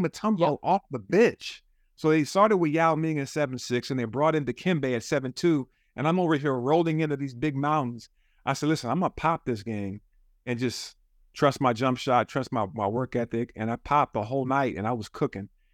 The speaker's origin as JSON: {"language": "English", "town": "Juneau", "region": "Alaska", "country": "United States", "tie": "born or raised there", "moved": "yes", "said": "I grew up in Juneau, Alaska"}